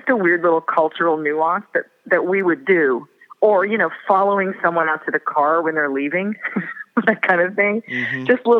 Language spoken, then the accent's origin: English; Moorhead, Minnesota, United States; also born or lived in Fargo; And I was born in Fargo, and some of my family lives in Fargo, and I grew up in Moorhead, which is right across the next town over.